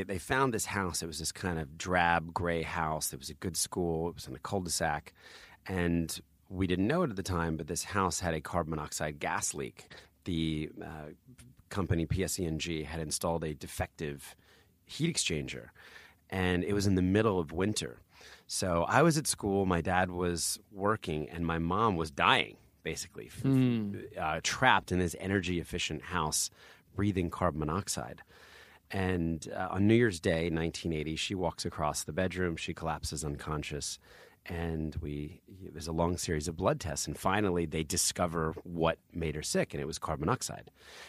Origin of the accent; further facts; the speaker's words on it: New Jersey, United States; also born or lived in Philadelphia; I always say I was born in Philadelphia, but now I've just fully embraced New Jersey.